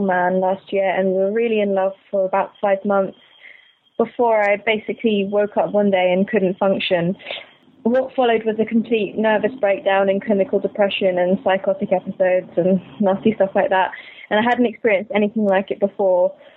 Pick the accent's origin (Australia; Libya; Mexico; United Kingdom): United Kingdom; London; I'm 24, I'm from London